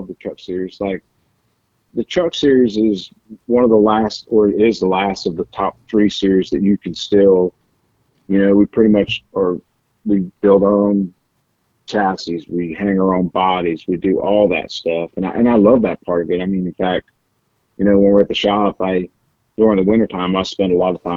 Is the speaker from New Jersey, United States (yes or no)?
yes; New Jersey, United States; moved away as an adult; I grew up in New Jersey